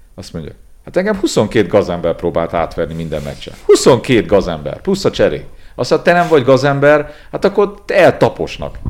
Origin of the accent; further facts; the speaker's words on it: Transylvania, Romania; now in Hungary; én erdélyi születésű vagyok